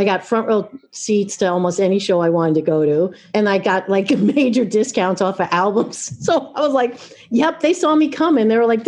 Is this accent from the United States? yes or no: yes; Long Island, New York, United States; now in Oregon, United States; So I grew up in Long Island.